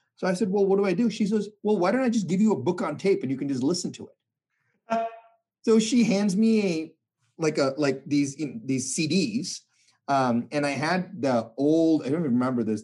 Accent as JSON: {"language": "English", "country": "India", "tie": "born or raised there", "said": "I was born in India"}